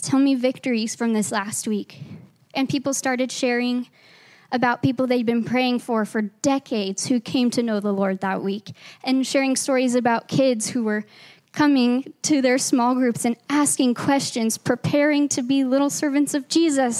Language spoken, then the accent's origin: English; Arkansas, United States; moved away as an adult; now in Grand Junction, United States; we are not originally from Grand Junction, we're transplants from Arkansas